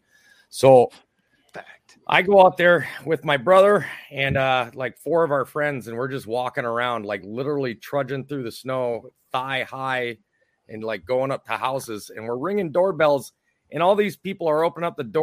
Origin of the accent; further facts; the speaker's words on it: Minnesota, United States; accent: Minnesotan; my Minnesotan accent